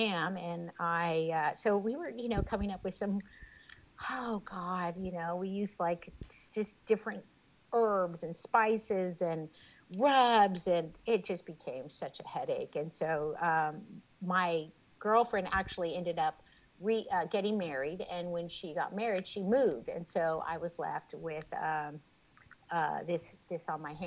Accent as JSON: {"language": "English", "town": "Robstown", "region": "Texas", "country": "United States", "tie": "born or raised there", "said": "I grew up in Robstown."}